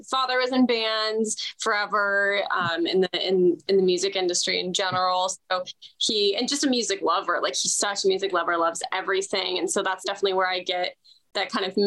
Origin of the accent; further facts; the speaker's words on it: South Bay, Southern California, United States; I grew up in that bubble of beach towns.